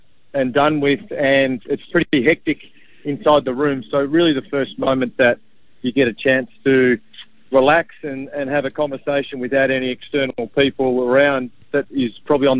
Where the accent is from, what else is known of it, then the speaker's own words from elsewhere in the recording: regional Victoria, Australia; little regional Victoria towns that are really resemble where I came from